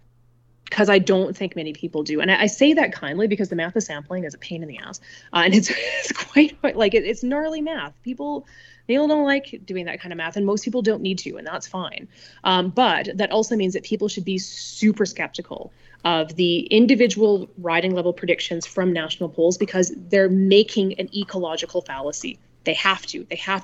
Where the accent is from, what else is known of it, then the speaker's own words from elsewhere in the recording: Canada; as a Canadian political scientist, I have to look at the systems that founded Canadian politics